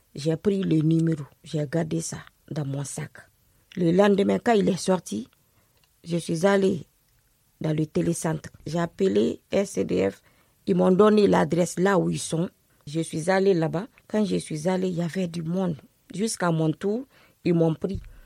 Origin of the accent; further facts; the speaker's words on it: Conakry, Guinea; moved away as an adult; also born or lived in Brussels, Belgium; now in France; Je suis née en Guinée. J'ai 43 ans. J'ai grandi avec mon oncle, le petit frère de ma maman, à Conakry.